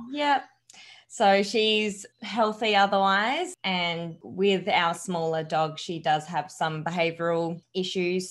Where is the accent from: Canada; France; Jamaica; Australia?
Australia; Adelaide, South Australia; born and raised in Adelaide, so I haven't moved anywhere